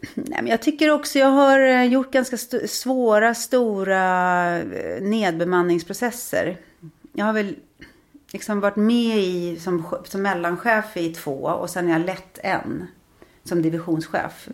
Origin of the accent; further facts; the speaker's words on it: Trosa, Södermanland, Sweden; now in Stockholm, Sweden; som barn i Trosa var man ju väldigt fri